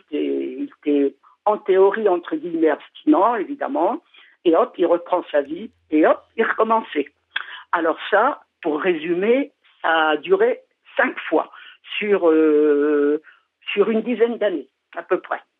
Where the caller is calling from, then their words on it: Paris, Île-de-France, France; Je suis de Paris, mais actuellement je suis à Châteauroux.